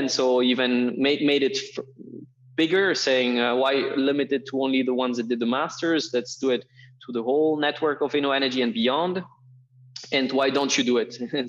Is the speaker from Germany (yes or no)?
yes; Berlin, Germany; English is a second language; And then from 10 to 18, I grew up in Berlin.